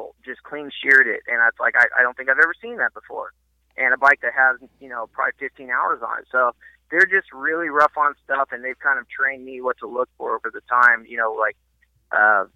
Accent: Central Coast, California, United States; growing up on the Central Coast

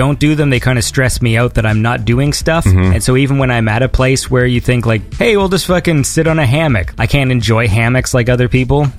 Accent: Canada; I'm Canadian

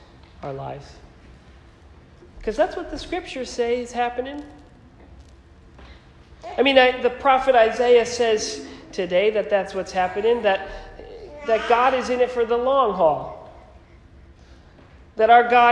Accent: Naugatuck, Connecticut, United States; moved away; also born or lived in Philadelphia; I grew up in Naugatuck, which was just 20 minutes from there

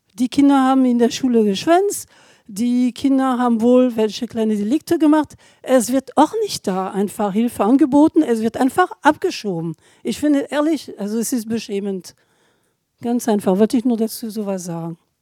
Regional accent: France; German is a second language; now in Germany; Ich selber bin Französin

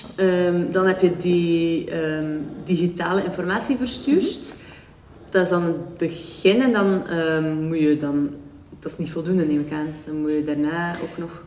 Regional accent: Belgium

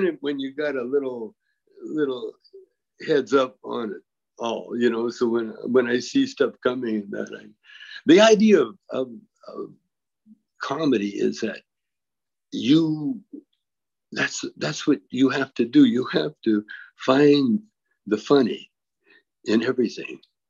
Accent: Canada; I'm a Canadian with a U.S. passport

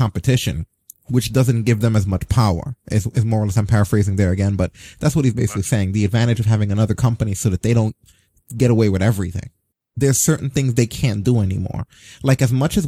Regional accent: United States; As an American

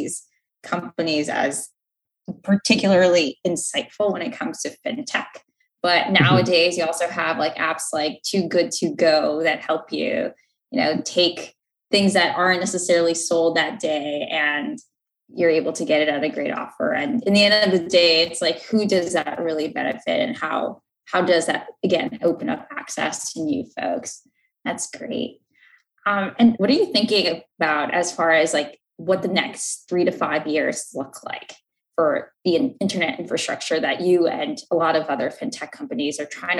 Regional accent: New York, United States; I'm from New York.

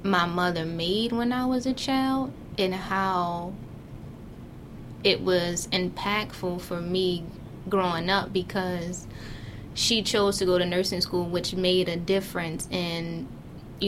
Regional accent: Baltimore, Maryland, United States; I grew up in West Baltimore, in the Sandtown area

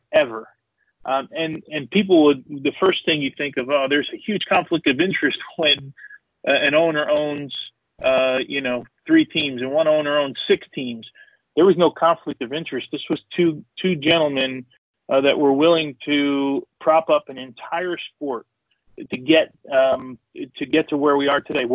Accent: Kearny, New Jersey, United States; also born or lived in Virginia; I grew up in Kearney, as most people know, and we call it Soccer Town USA

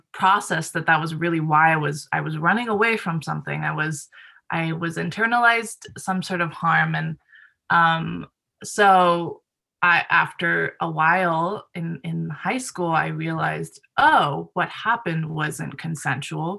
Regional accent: Japan; moved away; I grew up in Japan where sexual education is also very, very lacking

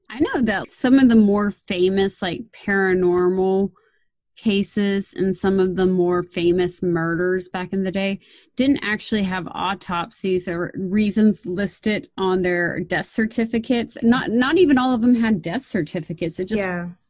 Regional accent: Texas, United States; being a Texan, my dad took me out shooting

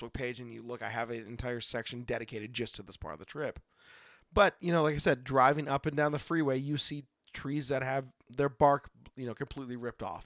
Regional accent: Oregon, United States; as a kid growing up in the Northwest and, you know, as an adult that's still here

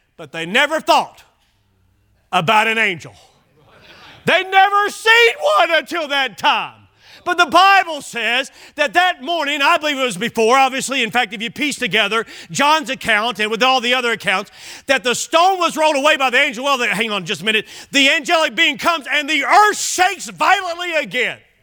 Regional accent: Bowling Green, Kentucky, United States; now in Oklahoma, United States; Bowling Green, my hometown

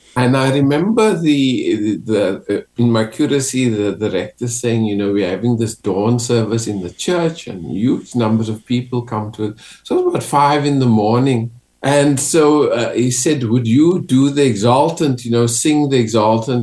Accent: Western Cape, South Africa; moved away; growing up in South Africa. And especially the Western Cape, where I was

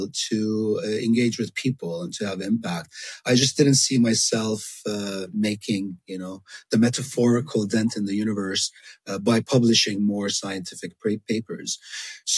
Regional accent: Jordan; moved away as an adult; also born or lived in Miami, United States / Puerto Rico / Dubai, United Arab Emirates; now in Amman, Jordan; I was born in Jordan of Palestinian parents, lived in Jordan most of my life

